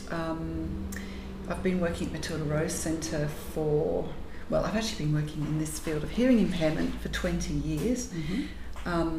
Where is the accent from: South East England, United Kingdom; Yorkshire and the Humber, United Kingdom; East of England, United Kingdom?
Yorkshire and the Humber, United Kingdom; Growing up in Yorkshire, where there really wasn't much else